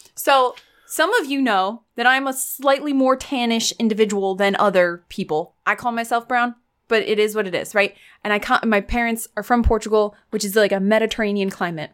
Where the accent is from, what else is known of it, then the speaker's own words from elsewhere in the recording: United States; I'm an American